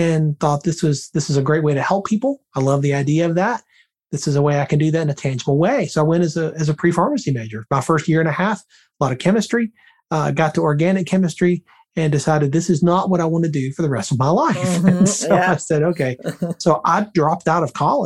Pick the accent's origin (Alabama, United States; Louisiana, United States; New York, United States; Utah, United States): Alabama, United States; Birmingham; moved away; I'm originally from Birmingham, Alabama. I haven't lived there in a long time, but that's my hometown.